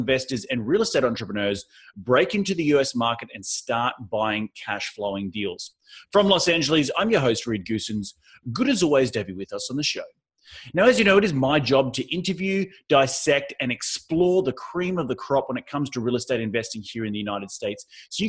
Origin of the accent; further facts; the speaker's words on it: Australia; also born or lived in New York; now in Southern California, United States; I come from Australia where sand dunes are really prevalent